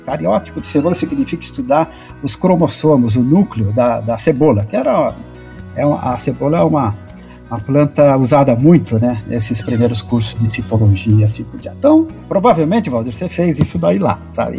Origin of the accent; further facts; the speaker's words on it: Guarulhos, São Paulo, Brazil; eu sou de Guarulhos e não, minha família não tem relação nenhuma também com agricultura